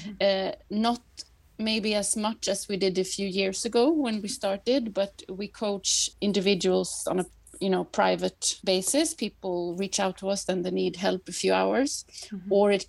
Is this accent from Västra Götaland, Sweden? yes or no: yes; Gothenburg, Västra Götaland, Sweden; English is a second language; also born or lived in Paris, France / France / Canada / United States; So I come from Gothenburg otherwise, and my mom's from Paris. So I grew up in both those cities.